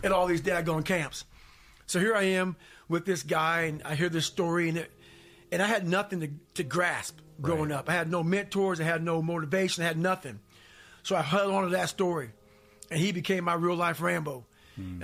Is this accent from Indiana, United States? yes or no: yes; Indiana, United States; born or raised there; also born or lived in Buffalo, New York